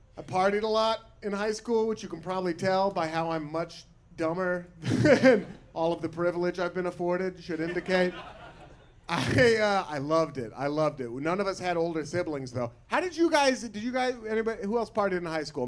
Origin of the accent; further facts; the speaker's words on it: Portland, Oregon, United States; I'm from Portland, Oregon. I went to high school in Portland, Oregon.